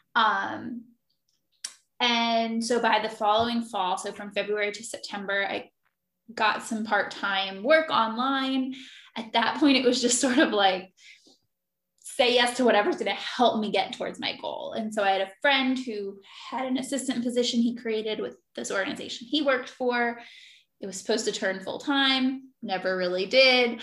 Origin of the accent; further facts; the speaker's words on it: Philadelphia, Pennsylvania, United States; now in Virginia, United States; I'm originally from Philadelphia. I live in Virginia now